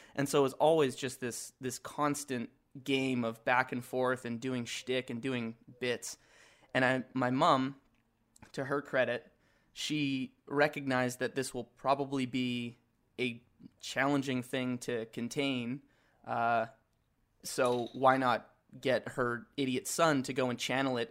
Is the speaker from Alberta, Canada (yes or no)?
yes; Edmonton, Alberta, Canada; I grew up in Edmonton